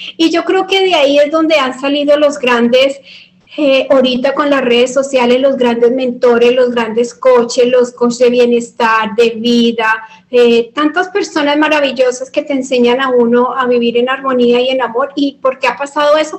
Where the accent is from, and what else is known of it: Colombia